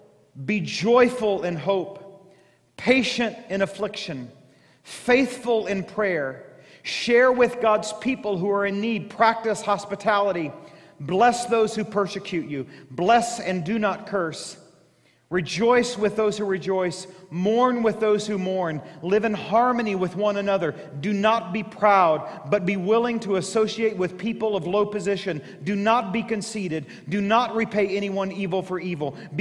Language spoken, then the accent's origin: English; Southeast Missouri, United States; growing up in Southeast Missouri